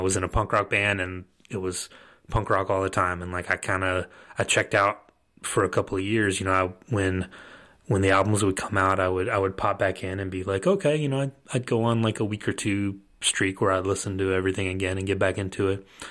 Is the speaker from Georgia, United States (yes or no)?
yes; Rome, Georgia, United States; also born or lived in Athens, Georgia; I grew up in Rome, Georgia, which is not, like, a hotbed of culture, um, Northwest Georgia